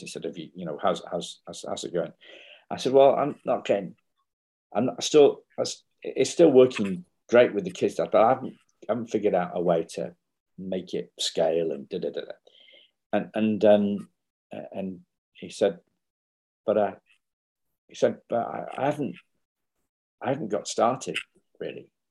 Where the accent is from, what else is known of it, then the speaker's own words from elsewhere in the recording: England, United Kingdom; I'm English